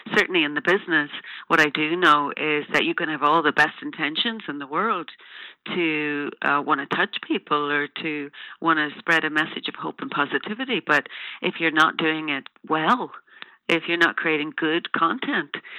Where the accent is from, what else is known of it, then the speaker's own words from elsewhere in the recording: Ireland; I'm an Irish woman